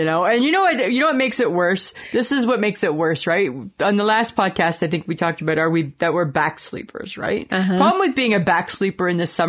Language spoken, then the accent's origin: English; Collingwood, Ontario, Canada; where I grew up in Collingwood